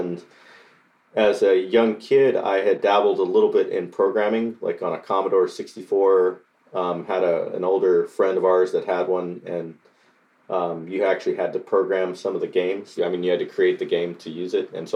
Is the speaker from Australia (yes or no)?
no; Costa Rica; now in Nashville, United States; I was born and raised in Costa Rica and moved to Nashville.